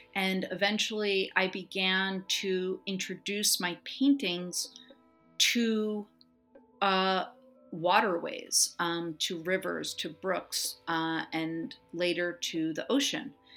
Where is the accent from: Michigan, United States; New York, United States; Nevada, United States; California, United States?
California, United States; Los Angeles; I grew up in Los Angeles in the eighties